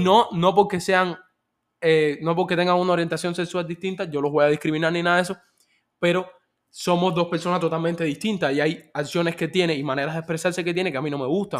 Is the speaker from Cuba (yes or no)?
yes; Cuba; moved away; yo como cubano inmigrante